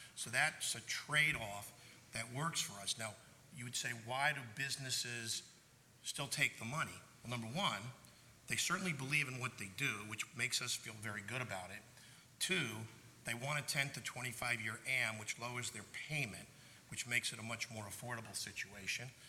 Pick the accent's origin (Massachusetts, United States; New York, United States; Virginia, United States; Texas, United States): New York, United States; New York City; I am from Brooklyn